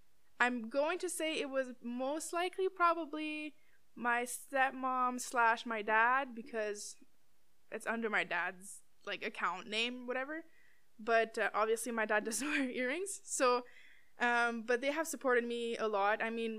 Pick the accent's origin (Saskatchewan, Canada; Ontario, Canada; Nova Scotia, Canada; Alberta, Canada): Ontario, Canada; Timmins; now in Ottawa, Canada; Yeah, Timmins rep.